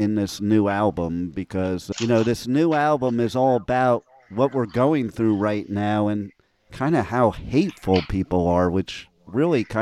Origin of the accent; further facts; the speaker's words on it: United States; I'm from the New York, New Jersey area